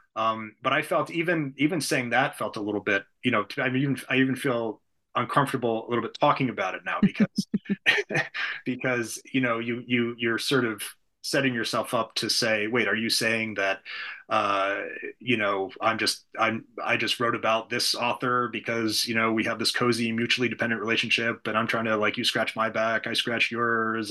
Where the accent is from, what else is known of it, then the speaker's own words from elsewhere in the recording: United States; as an American